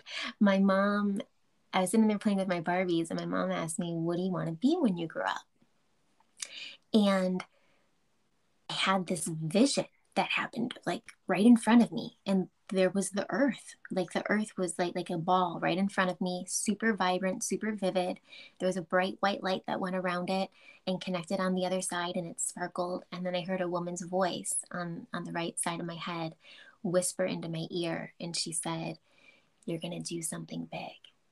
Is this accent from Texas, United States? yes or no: no; Chicago, Illinois, United States; I'm from Chicago.